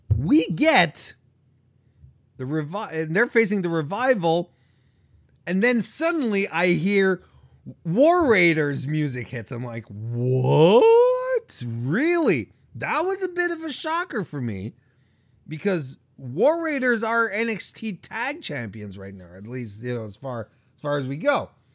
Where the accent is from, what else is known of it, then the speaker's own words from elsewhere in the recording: Canada; Montreal is close to my hometown